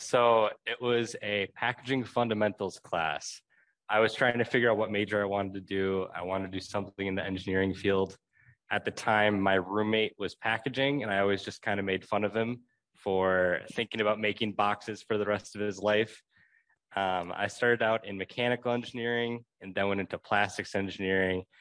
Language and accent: English; Milwaukee, Wisconsin, United States; I'm originally from Milwaukee